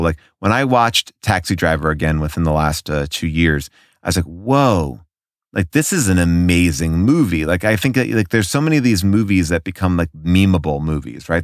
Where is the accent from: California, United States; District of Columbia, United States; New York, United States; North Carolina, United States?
New York, United States; growing up in New York, like we had a bunch of like revival houses